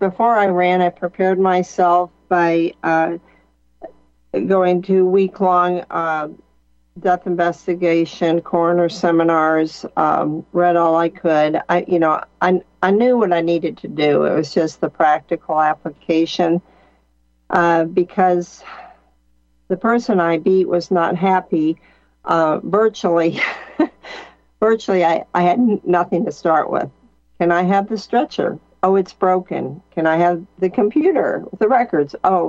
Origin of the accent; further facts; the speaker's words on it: California, United States; now in Missouri, United States; So I moved around quite a bit, but I moved to Missouri in 2003, and I ran for coroner, and I was the weirdo from California